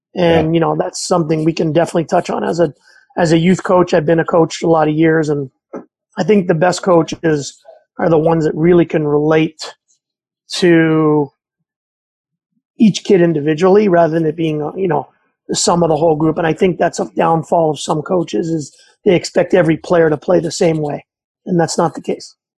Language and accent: English; Montreal, Quebec, Canada; I grew up in Montreal